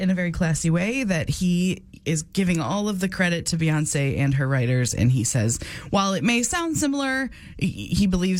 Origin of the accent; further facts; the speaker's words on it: upstate New York, United States; moved away; I grew up in upstate New York.